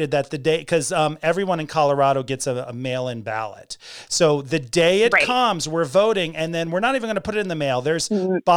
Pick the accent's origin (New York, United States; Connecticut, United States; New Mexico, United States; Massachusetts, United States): Connecticut, United States; I'm from Connecticut. We don't talk like that. But apparently we do.